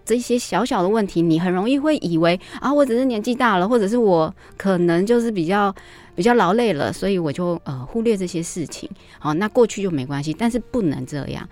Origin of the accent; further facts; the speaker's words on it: Taiwan; 我们台湾人